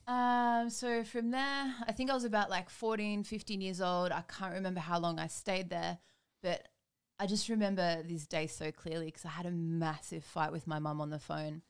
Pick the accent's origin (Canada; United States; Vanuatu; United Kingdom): Vanuatu; moved away; I grew up in Vanuatu